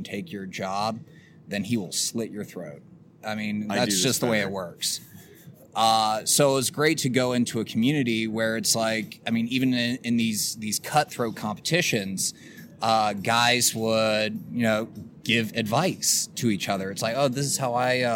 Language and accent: English; Virginia, United States; moved away; growing up in Virginia